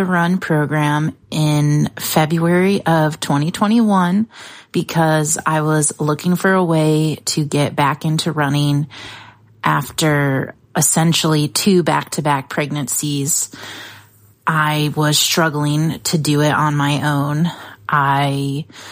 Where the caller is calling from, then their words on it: DeWitt, Michigan, United States; I'm calling from DeWitt, Michigan